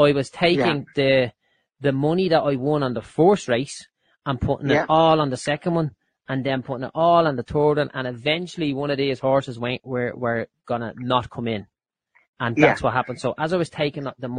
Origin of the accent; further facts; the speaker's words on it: Dublin, Leinster, Ireland; I grew up in Clondalkin